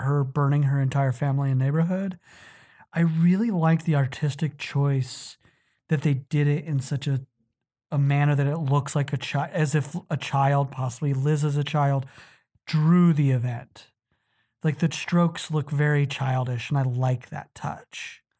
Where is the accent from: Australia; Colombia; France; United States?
United States; Utah; Utah, my home state